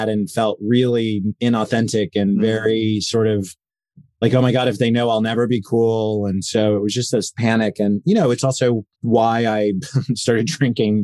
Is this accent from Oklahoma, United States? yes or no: yes; Enid, Oklahoma, United States; moved away as an adult; I grew up in Enid, Oklahoma, which is about 2 hours west of Tulsa, Oklahoma